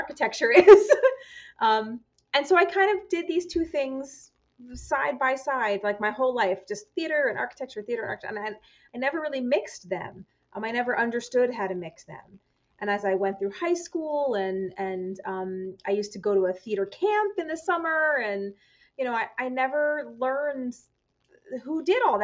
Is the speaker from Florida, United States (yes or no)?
no; New York, United States; moved away as an adult; now in Twin Cities, United States; I grew up in New York